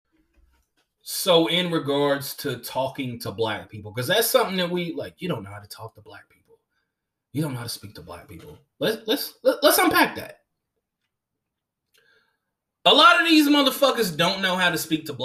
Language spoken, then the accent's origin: English; Long Beach, L.A., Oakland, California, United States; also born or lived in Los Angeles, California; I am from Long Beach, I am from L.A., and I am from Oakland